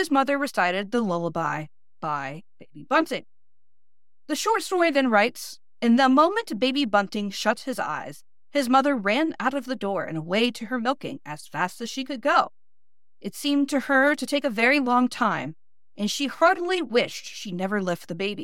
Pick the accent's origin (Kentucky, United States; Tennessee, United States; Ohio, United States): Ohio, United States; Northeast; accent: flat Midwestern, Northeast Ohio; my Northeast Ohio accent